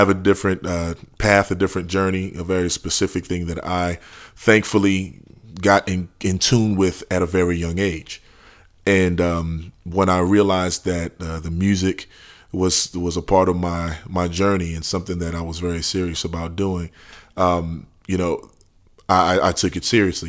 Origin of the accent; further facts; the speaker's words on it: New Orleans, Louisiana, United States; born and raised in New Orleans, Louisiana